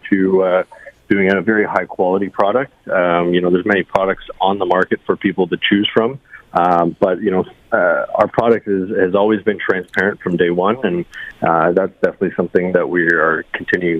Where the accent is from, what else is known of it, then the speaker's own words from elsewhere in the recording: Niagara Falls, Ontario, Canada; also born or lived in Welland, Ontario; I've grown up in Niagara Falls, so very excited to be at the expo, you know, in my hometown